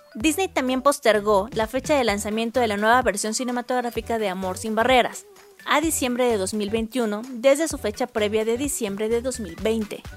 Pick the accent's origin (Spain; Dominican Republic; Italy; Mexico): Mexico